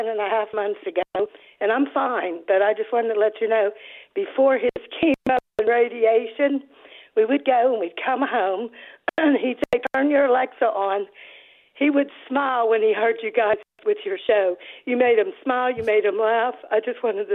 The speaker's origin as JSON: {"language": "English", "town": "Pittsburgh", "region": "Pennsylvania", "country": "United States", "tie": "born or raised there", "moved": "as an adult", "lives_now": "Upper East Tennessee, United States", "said": "I am from Pittsburgh. I grew up in the Pittsburgh area."}